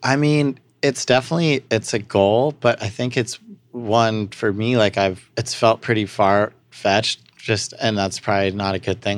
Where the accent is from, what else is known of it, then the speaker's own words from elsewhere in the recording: Santa Barbara, California, United States; also born or lived in Pasadena; we grew up outside on some property in Santa Barbara that, uh, my grandparents bought and we moved up from Pasadena when I was, like, three